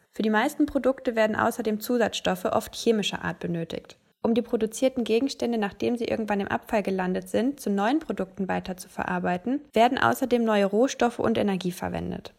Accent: Ruhr area, North Rhine-Westphalia, Germany; in meiner Heimat im Ruhrgebiet

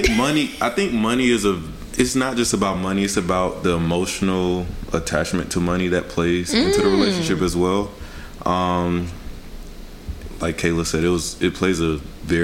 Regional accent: Atlanta, Georgia, United States; I'm from Atlanta.

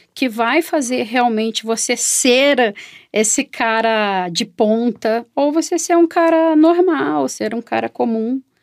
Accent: Porto Alegre, Rio Grande do Sul, Brazil; accent: gaúcho; eu estou falando de Porto Alegre, sou gaúcha

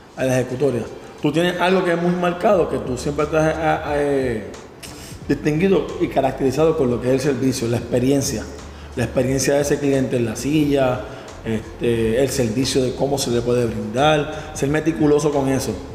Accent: Levittown, Puerto Rico; salimos de Levittown, del mismo barrio

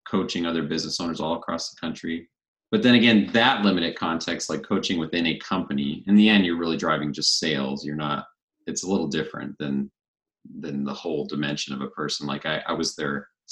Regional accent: Spokane, Washington, United States; moved away as an adult; also born or lived in Colorado; now in Coeur d'Alene, United States; I grew up in neighboring Spokane, Washington

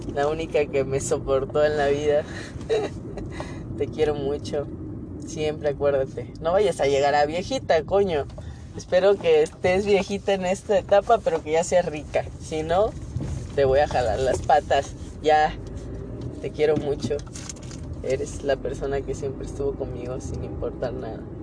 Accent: Mexico; Nacimos en México

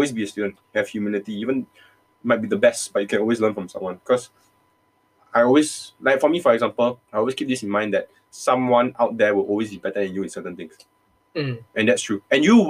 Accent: Singapore

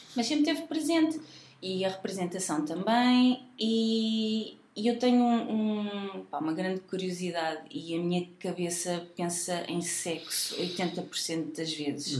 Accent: Leiria, Leiria District, Portugal; also born or lived in Nazaré; now in Lisbon, Portugal; Eu sou de Leiria, sim. Mais concretamente, nascida na Nazaré

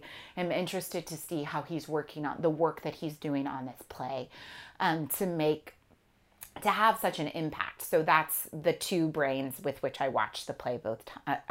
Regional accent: California, United States; I'm from California

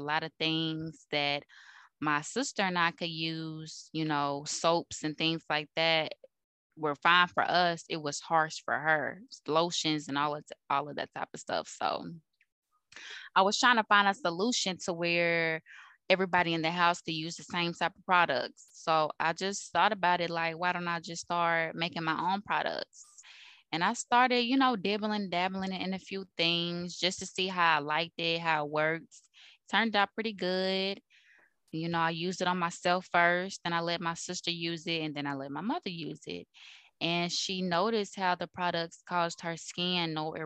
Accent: Greensboro, North Carolina, United States; now in Louisville, United States; I was born and raised in Greensboro, North Carolina. And in 2011, we moved here to Louisville, Kentucky.

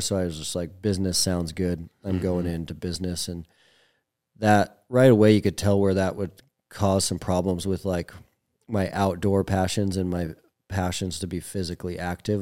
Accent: Billings, Montana, United States; I was a Montana kid, so I was born and raised in Billings

